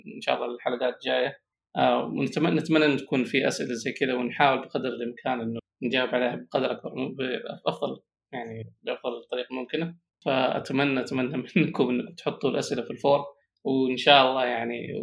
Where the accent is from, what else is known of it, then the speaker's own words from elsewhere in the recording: Saudi Arabia; اني كسعودي طبعا انا سعودي